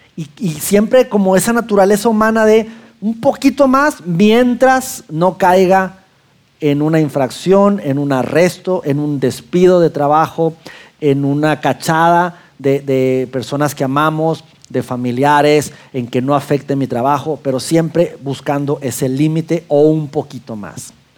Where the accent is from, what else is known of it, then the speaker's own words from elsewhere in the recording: Mexico; now in Saltillo, Mexico; macho mexicano